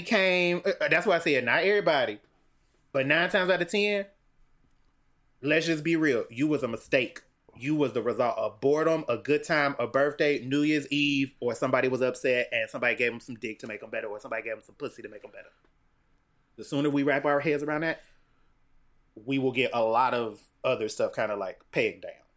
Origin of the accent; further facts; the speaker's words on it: Cincinnati, Ohio, United States; I grew up in Cincinnati, Ohio